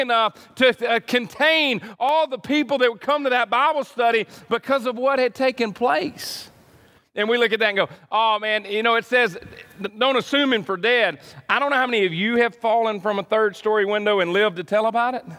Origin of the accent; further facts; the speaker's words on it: United States; I'm an American